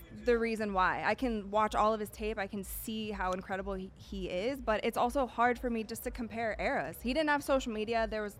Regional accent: Akron, Ohio, United States; So I grew up in Akron, Ohio, so I would go to his high school games.

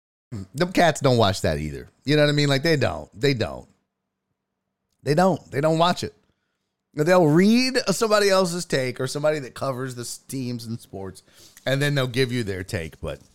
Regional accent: Louisiana, United States; I grew up in Louisiana, no major league team, so I understand.

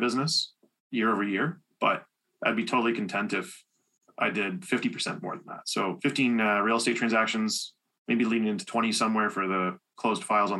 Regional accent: Sarnia, Ontario, Canada; moved away as an adult; now in London, Canada; So I'm living in London, Ontario, but I'm from Sarnia. Been here about 10 years now, almost 11.

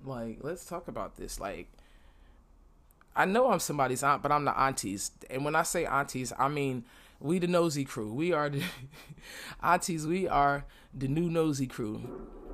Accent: New York City, New York, United States; moved away as an adult; now in Florida, United States; I'm from Brooklyn and I live in Florida right now

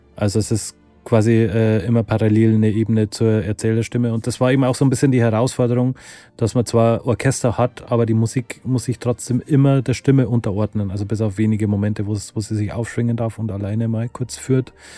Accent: Lower Bavaria, Germany; wir kommen beide aus Niederbayern, also Konstantin und ich

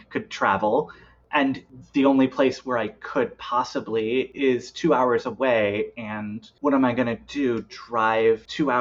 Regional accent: Iowa, United States; We have a bar in Des Moines, which is about 2 hours from my hometown and about 3.5 from where I live now

